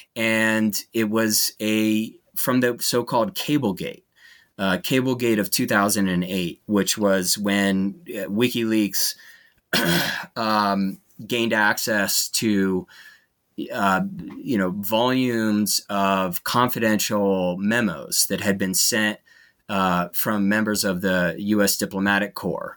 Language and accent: English; United States; as an American